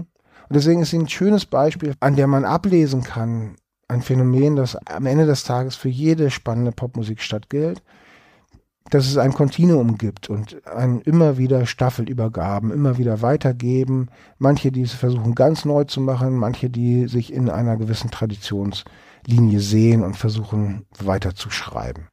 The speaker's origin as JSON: {"language": "German", "region": "Hamburg", "country": "Germany", "tie": "born or raised there", "also_born_or_lived": "Bremen", "moved": "yes", "lives_now": "Cologne, Germany", "said": "bin geborener Bremer, aufgewachsen in Hamburg, aber eben jetzt seit über 20 Jahren in Köln"}